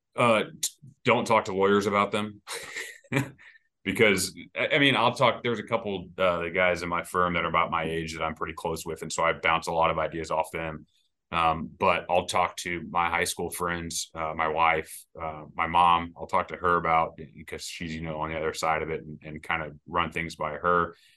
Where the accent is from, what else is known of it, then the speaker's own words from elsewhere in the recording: Kansas City, United States; moved away as an adult; now in Saint Louis, United States; I'm from Kansas City originally, and I actually practiced law there for, for six years before I moved to Saint Louis